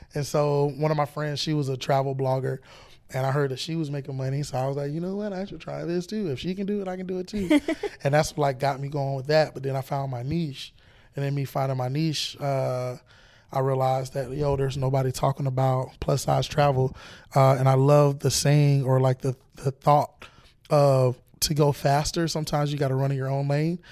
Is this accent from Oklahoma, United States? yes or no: no; Florida, United States